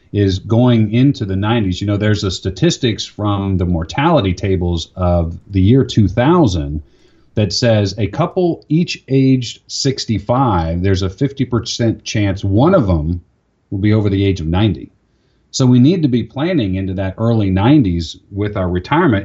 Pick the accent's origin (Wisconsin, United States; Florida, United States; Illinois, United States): Florida, United States; moved away; I grew up in Florida.